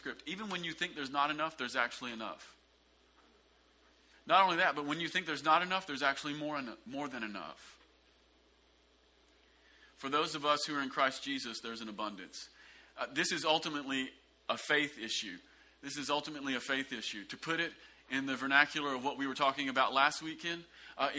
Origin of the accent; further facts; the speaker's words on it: the South, United States; a lot of us growing up in the South, we came into the kingdom